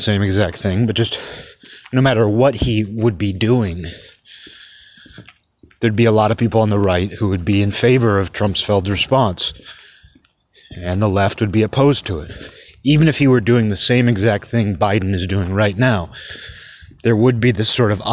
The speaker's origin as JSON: {"language": "English", "town": "Seattle", "region": "Washington", "country": "United States", "tie": "born or raised there", "said": "I grew up in the Seattle area where there's a lot of Russians"}